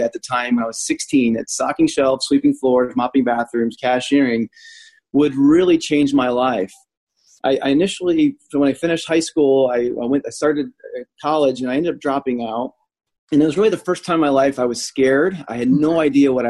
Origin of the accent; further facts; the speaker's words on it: United States; moved away; also born or lived in Indianapolis, Indiana; I grew up 45 minutes outside of Chicago